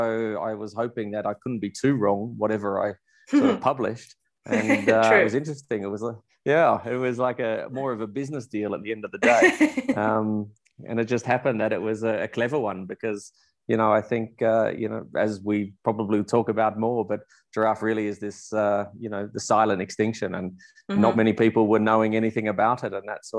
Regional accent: Melbourne, Victoria, Australia; moved away as an adult; also born or lived in South Africa; now in Windhoek, Namibia; I'm a Melbourne from Australia, born and bred, grew up there, always wanted to be an Australian rules footballer for my life.

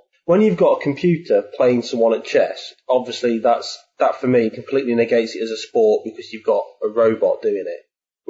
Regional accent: England, United Kingdom; Being English

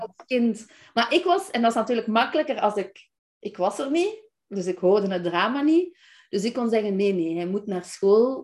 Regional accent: Belgium; moved away as an adult; now in Netherlands; ik ben Belgische

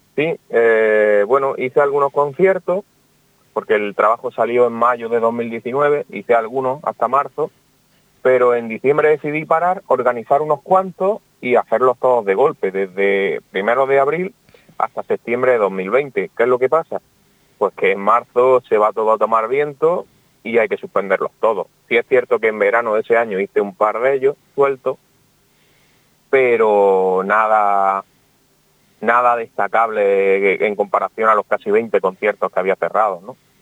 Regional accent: Almería, Andalusia, Spain; soy de Almería

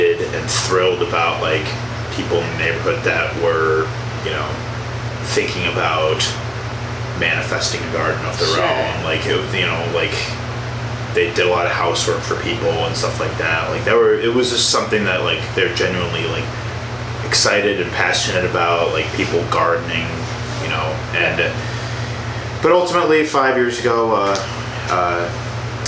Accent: Tinley Park, Illinois, United States; moved away; I'm actually from Illinois as well

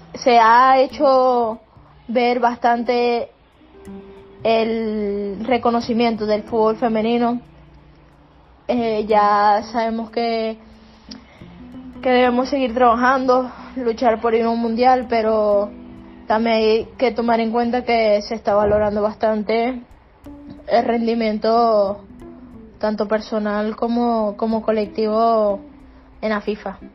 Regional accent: Venezuela; moved away as an adult; now in Spain

